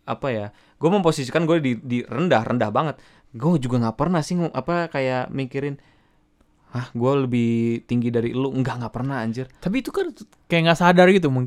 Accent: Jakarta, Indonesia; Emang lu dari mana sih asalnya? Jaksel. Jakarta

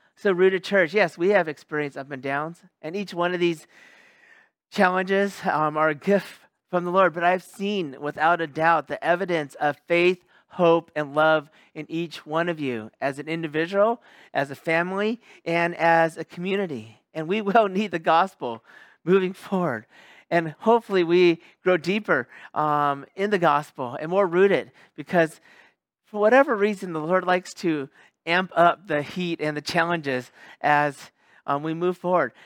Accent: Sacramento, California, United States; moved away as an adult; also born or lived in Los Angeles area, California / Bay Area, California / Central Valley, California; now in Japan; I'm from California. Um, from Sacramento, California, lived in the L A area too, lived in the Bay Area and Central Valley

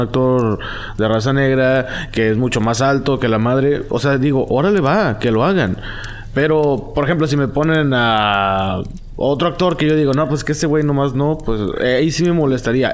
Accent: Mexico; yo soy mexicano

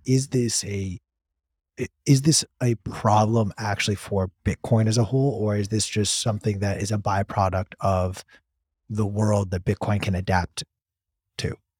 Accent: California, United States; my home state of California

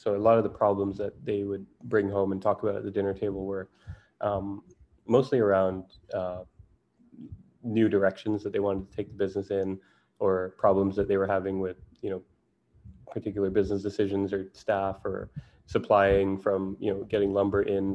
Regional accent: Jamaica; moved away; I grew up in Jamaica in the Caribbean

